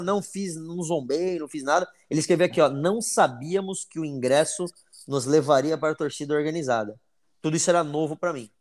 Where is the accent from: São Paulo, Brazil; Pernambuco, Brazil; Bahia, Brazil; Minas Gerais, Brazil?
São Paulo, Brazil; nós como bons paulistas